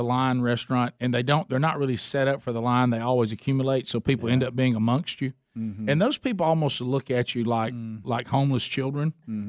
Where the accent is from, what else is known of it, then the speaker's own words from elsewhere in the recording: the South, Southern United States, United States; our Southern culture